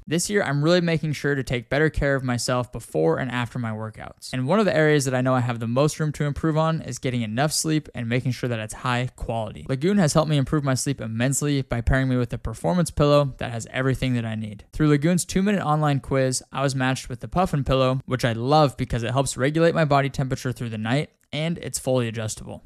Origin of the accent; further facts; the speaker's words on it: Casper, Wyoming, United States; moved away; I'm from Casper, Wyoming originally